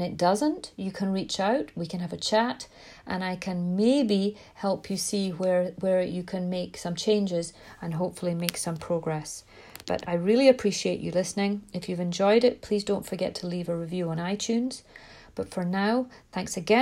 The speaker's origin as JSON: {"language": "English", "region": "Scotland", "country": "United Kingdom", "moved": "yes", "said": "I'm from Scotland, I've got this strange accent."}